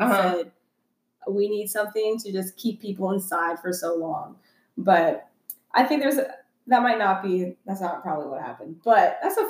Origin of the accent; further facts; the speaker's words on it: Colorado, United States; moved away as an adult; also born or lived in Dallas–Fort Worth, Texas; now in Texas, United States; But I was born in Texas in Dallas, Fort Worth area. Okay. And moved to Colorado when I was 6.